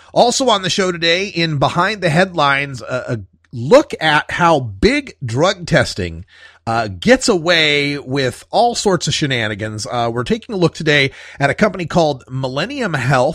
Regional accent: Oregon, United States; my home state of Oregon

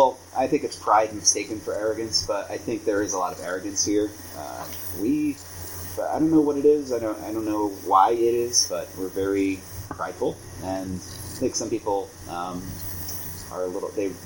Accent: Sussex County, New Jersey, United States; Where we grew up in Sussex County

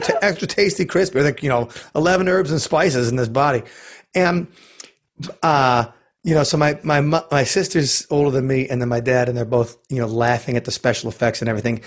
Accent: Milwaukee, Wisconsin, United States; my hometown of Milwaukee

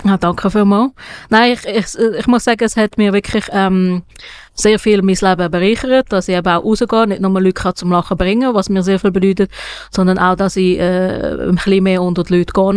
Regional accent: Switzerland; ich als ähm, Schweizer, weißer Schweizer

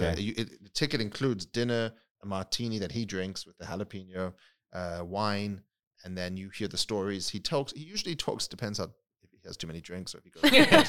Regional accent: England, United Kingdom; But I grew up in England. I mean, I definitely grew up there.

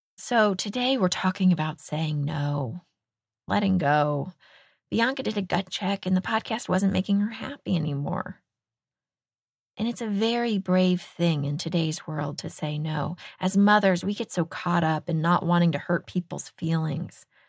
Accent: Texas, United States; moved away; the state of Texas, my home state

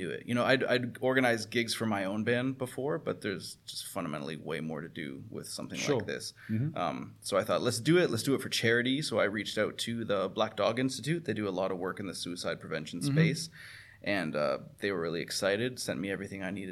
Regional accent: Ontario, Canada; moved away as an adult; also born or lived in Toronto; I was living in Toronto at the time because I grew up in Ontario

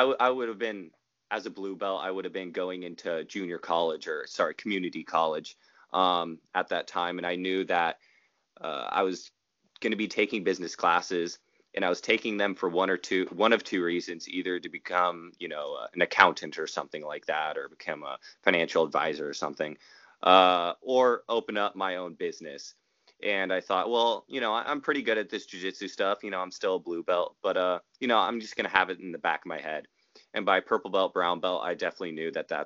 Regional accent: Rohnert Park, California, United States; also born or lived in Long Beach, California; my hometown of Rohnert Park, my home county of Sonoma County

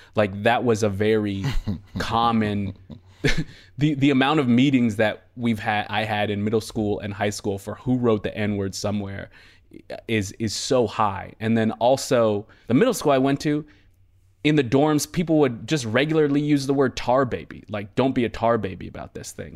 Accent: Boston, Massachusetts, United States; moved away; also born or lived in Worcester, Massachusetts; I was born in Worcester, uh, and then, uh, I was raised for, for a while in Boston

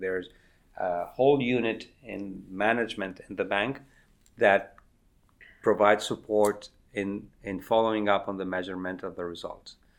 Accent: Argentina; moved away as an adult; also born or lived in United States; the eighties in Argentina, my home country

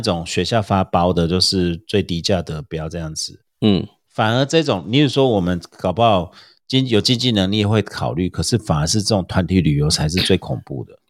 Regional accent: Taiwan; 我们台湾人

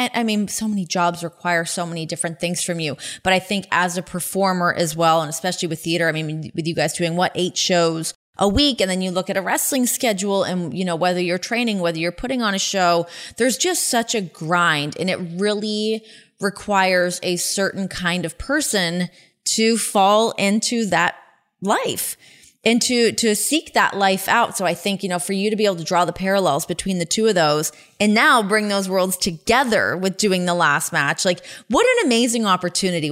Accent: Ajax, Ontario, Canada; born or raised there

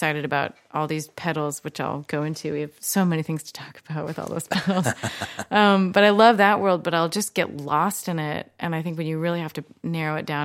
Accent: Olympia, Washington, United States; I'm from Olympia

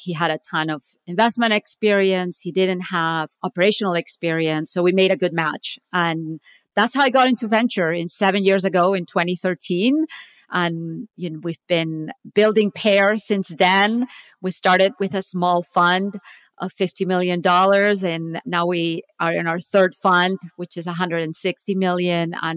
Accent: Barcelona, Catalonia, Spain; moved away as an adult; also born or lived in Stanford, California / Silicon Valley; now in United States; I'm actually originally from Barcelona, Spain. I came to the US in 1995.

